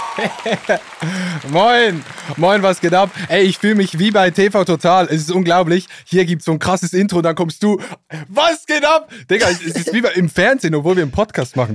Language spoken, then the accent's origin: German; Switzerland; accent: Swiss Standard German; ich komme ja aus der Schweiz und da hat es viele Vorteile. Schönes Land, äh, Roger Federer und FC Basel